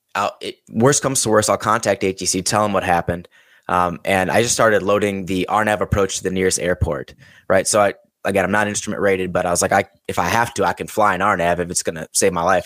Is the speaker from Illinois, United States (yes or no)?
yes; Chicago, Illinois, United States; moved away; I'm from Chicago originally.